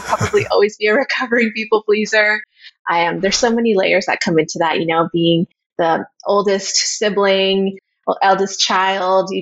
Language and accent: English; Canada; moved away; I grew up in this town in Canada that is diverse, but I think my hometown was not as diverse as other places I've lived.